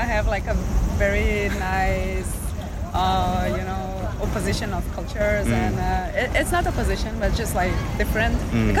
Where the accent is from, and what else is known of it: Brazil